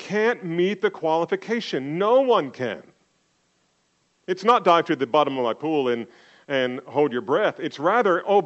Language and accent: English; New Jersey, United States; I grew up in Jersey